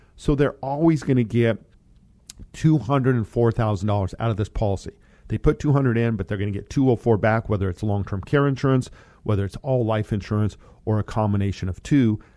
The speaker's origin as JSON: {"language": "English", "region": "Colorado", "country": "United States", "moved": "yes", "said": "Colorado. As you guys know, that is my home state"}